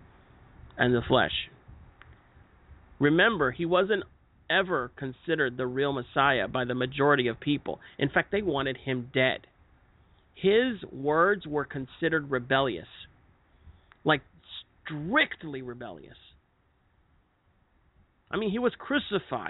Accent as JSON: {"language": "English", "country": "United States", "said": "our freedom as Americans"}